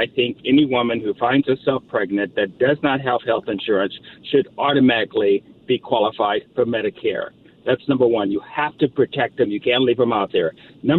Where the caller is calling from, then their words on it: Signal Hill, California, United States; Hey, I'm calling from Signal Hill.